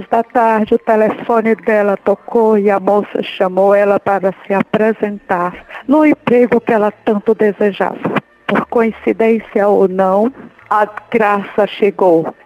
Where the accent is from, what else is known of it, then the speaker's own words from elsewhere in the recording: Juazeiro do Norte, Ceará, Brazil; Sou de Juazeiro do Norte, Ceará.